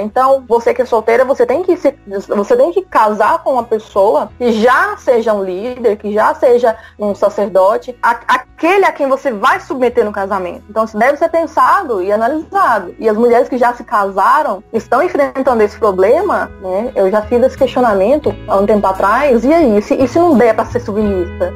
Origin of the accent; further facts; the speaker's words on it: Goiânia, Goiás, Brazil; eu sou aqui de Goiânia, Goiás